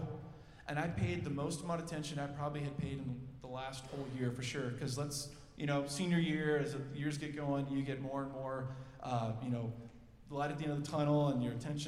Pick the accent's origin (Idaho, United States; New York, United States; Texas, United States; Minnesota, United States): Minnesota, United States; Minnetonka; I grew up in the West Metro in Minnetonka